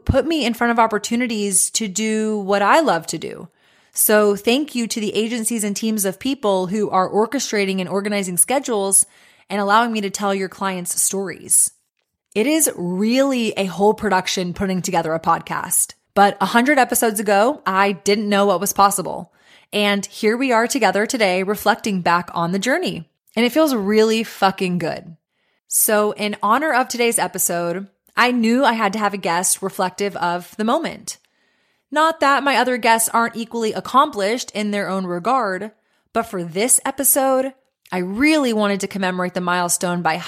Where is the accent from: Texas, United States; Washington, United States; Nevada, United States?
Texas, United States; grew up in Texas, but spent a lot of time going to Colorado